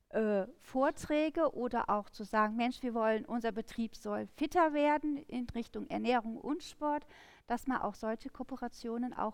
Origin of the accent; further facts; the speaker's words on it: Rhineland, Germany; als Rheinländer ist es im Endeffekt wirklich so die rheinländische, also Karnevalsmusik